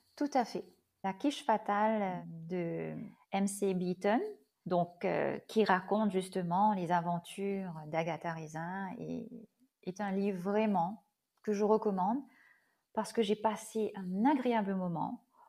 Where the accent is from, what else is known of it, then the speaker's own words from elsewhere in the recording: Mauritius; je suis mauricienne et oui, je vis à l'île Boris.